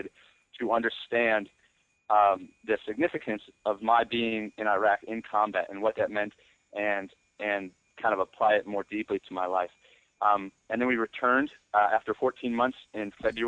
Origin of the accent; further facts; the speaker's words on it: United States; I'm American